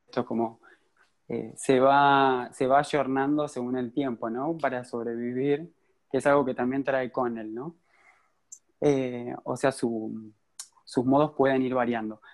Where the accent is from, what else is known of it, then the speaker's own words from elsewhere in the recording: San Pedro, Argentina; yo crecí en San Pedro, como dijo Lu, eh, una ciudad muy conservadora